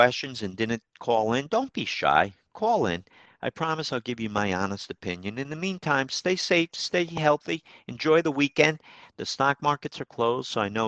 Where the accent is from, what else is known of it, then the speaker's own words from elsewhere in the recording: Troy, New York, United States; my hometown, Troy